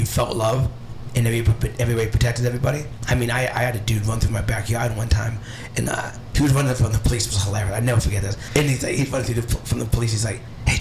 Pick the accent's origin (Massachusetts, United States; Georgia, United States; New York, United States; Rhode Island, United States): Massachusetts, United States; Cape Cod; growing up in the Cape